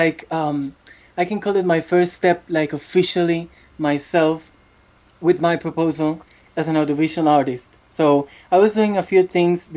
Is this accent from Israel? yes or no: no; Bucaramanga, Santander, Colombia; English is a second language; I was born in a city called Bucaramanga, in the east side of the country